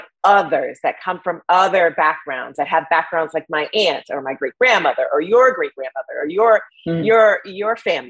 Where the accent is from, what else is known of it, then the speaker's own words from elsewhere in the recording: New York City, New York, United States; I grew up in Bed-Stuy, Brooklyn, you know, an underserved community